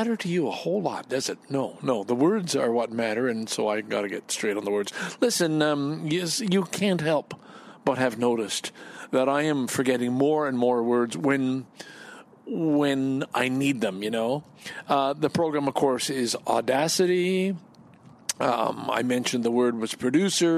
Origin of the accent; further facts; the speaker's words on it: Canada; I'm Canadian